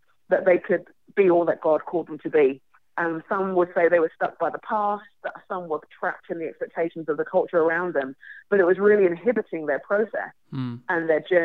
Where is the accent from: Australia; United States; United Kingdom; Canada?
United Kingdom; London; I would introduce myself as a Nigerian Londoner, London born and raised, but Nigerian parents